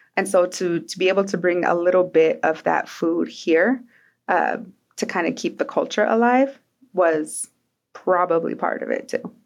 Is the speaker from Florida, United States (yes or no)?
no; Twin Falls, Idaho, United States; I grew up in Twin Falls